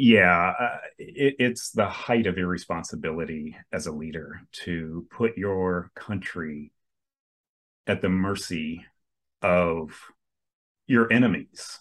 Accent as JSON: {"language": "English", "town": "Coral Springs", "region": "Florida", "country": "United States", "tie": "born or raised there", "said": "I grew up in South Florida my entire life. Yeah, over on the East Coast near Fort Lauderdale, uh, Coral Springs, actually."}